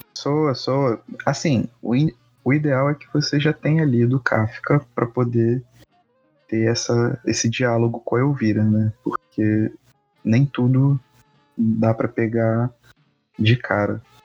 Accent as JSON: {"language": "Portuguese", "town": "Petrópolis", "region": "Rio de Janeiro", "country": "Brazil", "tie": "born or raised there", "said": "um poeta de Petrópolis, minha terra também"}